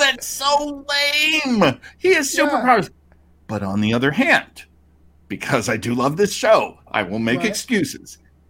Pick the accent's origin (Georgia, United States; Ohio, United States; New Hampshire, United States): New Hampshire, United States; Portsmouth; now in Los Angeles, United States; that's where I'm from. I'm from Portsmouth. I went to Portsmouth High School.